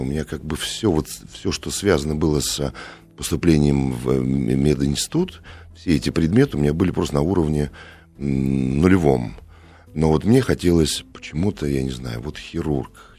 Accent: Moscow, Russia; мы это, кстати, москвичи очень любили в общагах жить

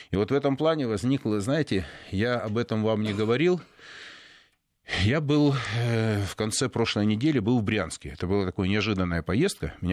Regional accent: Donetsk, Donetsk Oblast, Ukraine; ну, мы из Донецка, там на, другие люди маленько.

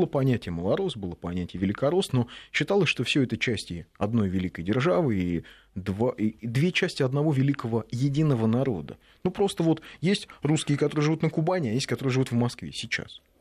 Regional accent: Kyrgyzstan; Я из Кыргызстана, а окончил среднюю школу имени Юрия Алексеевича Гагарина.

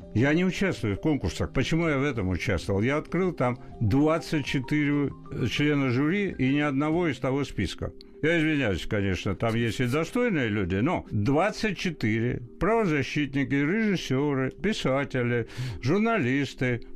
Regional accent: Tbilisi, Georgia; now in Russia; Я вы, э, вырос в период в Тбилиси, когда это был мощный интернациональный, культурный, образованный mm-hmm. город

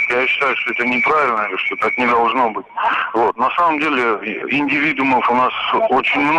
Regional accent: Dagestan, Russia; now in Moscow, Russia; я сам из Дагестана

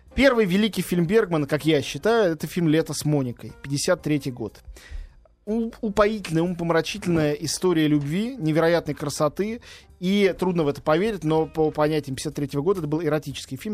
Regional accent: Russia; я, единственный из России

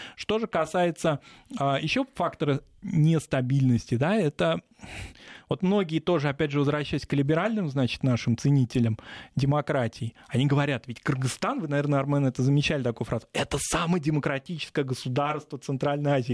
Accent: Russia

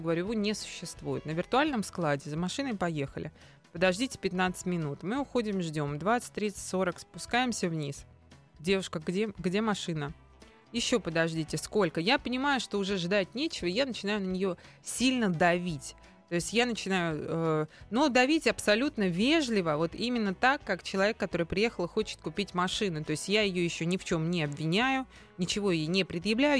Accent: Moscow, Russia; мы москвичи, что мы местные

